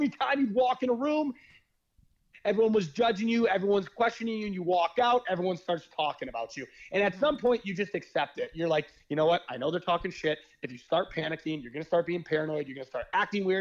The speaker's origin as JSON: {"language": "English", "region": "Midwest", "country": "United States", "tie": "born or raised there", "said": "how I was raised and where I come from the Midwest"}